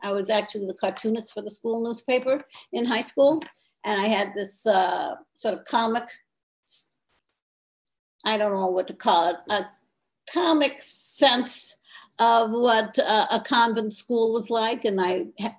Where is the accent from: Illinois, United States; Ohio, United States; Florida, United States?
Ohio, United States; Akron; I grew up, born and raised in Akron, Ohio